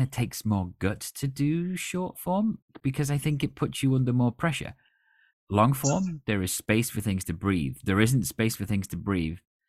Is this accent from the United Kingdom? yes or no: yes; United Kingdom; as a British person